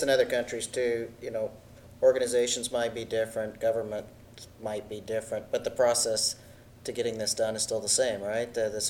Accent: Texas, United States; I'm from Texas

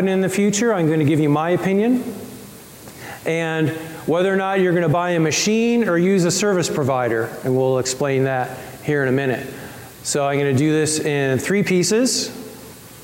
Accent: Colorado, United States; I'm from Colorado

